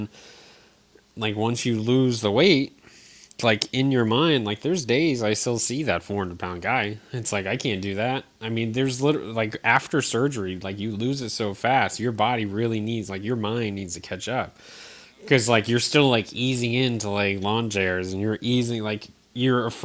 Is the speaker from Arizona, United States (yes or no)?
no; Eastern Connecticut, United States; moved away; I grew up in Connecticut, Eastern Connecticut